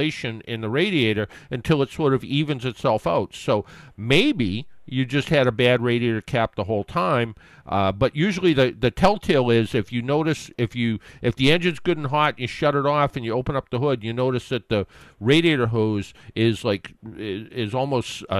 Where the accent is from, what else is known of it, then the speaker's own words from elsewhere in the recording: South Shore, Massachusetts, United States; where I grew up on the South Shore